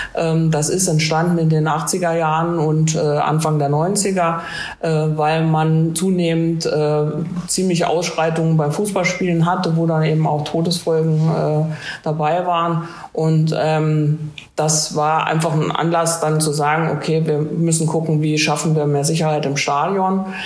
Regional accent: Marburg, Hesse, Germany; moved away as an adult; now in Trier, Germany; ich komme wie du, Luca, aus Hessen und zwar aus äh, Marburg

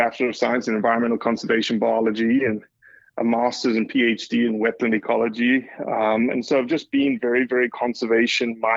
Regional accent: South Africa; moved away as an adult; now in Mississippi, United States; growing up in South Africa

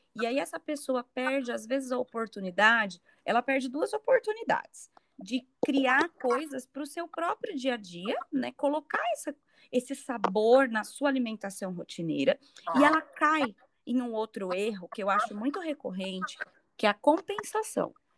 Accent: Brazil; moved away as an adult; eu que estou aqui longe, né, de casa, estou fora do Brasil, já, vai faz... já fez um ano

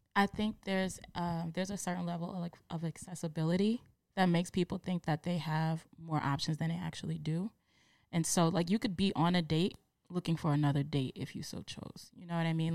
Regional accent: New York City, New York, United States; I am from the Bronx

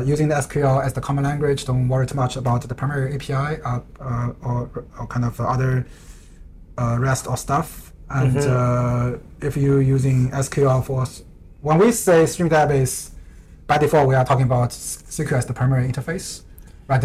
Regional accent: China; now in Vancouver, Canada; I'm coming from China

